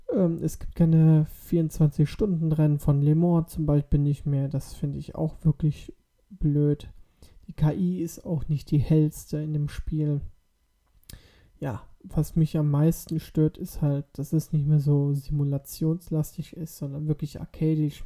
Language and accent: German; Germany; bei uns in Deutschland